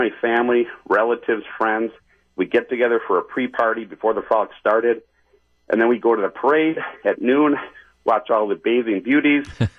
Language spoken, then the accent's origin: English; Milwaukee, Wisconsin, United States; now in Wauwatosa, United States; Yes, I grew up in Bayview, lived there for, 30-some years